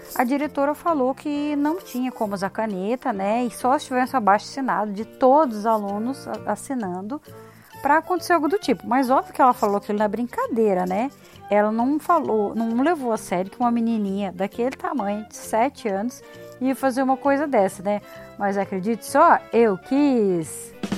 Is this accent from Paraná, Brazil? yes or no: yes; Paraná, Brazil; a gente aqui do sul, principalmente do Paraná